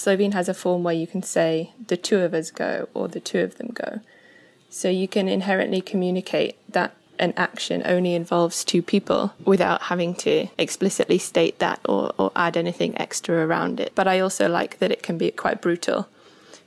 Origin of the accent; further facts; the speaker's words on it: Sheffield, Yorkshire and the Humber, United Kingdom; now in Wales, United Kingdom; I am currently based in Wales, but I'm originally from Sheffield.